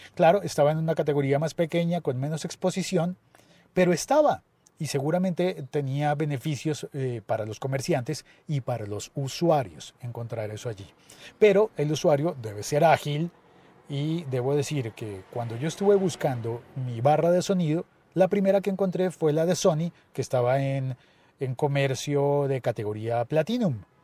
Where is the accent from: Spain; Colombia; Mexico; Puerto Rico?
Colombia